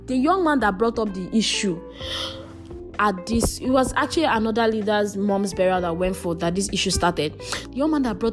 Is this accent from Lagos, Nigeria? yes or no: no; Calabar, Cross River, Nigeria; I grew up in Calabar